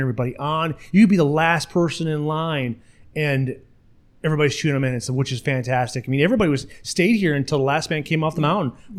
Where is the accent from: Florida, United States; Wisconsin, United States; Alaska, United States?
Wisconsin, United States; La Crosse; I'm from La Crosse, so I'm able to go to Grand Nance Bluff